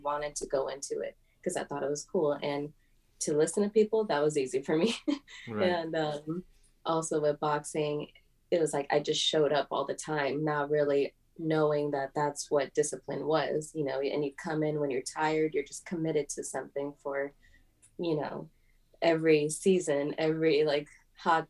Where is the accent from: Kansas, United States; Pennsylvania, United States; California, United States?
California, United States; Los Angeles; I grew up in Venice, California